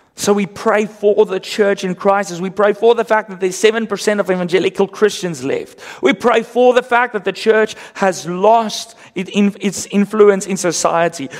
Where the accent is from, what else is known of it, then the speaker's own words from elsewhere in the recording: South Africa; accent: Afrikaans; first language Afrikaans; English is a second language; My first language, Afrikaans